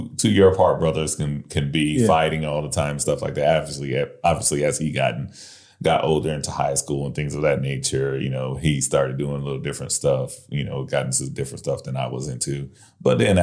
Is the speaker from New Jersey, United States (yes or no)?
no; San Angelo, Texas, United States; also born or lived in New Orleans, Louisiana; I grew up here in Texas, out in West Texas, a small town called San Angelo